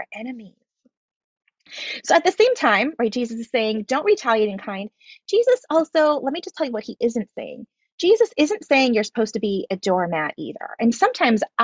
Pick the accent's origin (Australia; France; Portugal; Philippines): Philippines; I was raised in the Philippines